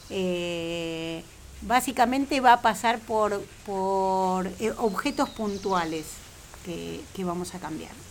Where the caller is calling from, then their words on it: Belgrano, Buenos Aires, Argentina; Hola, soy … de Belgrano y tengo una pregunta para Marlene.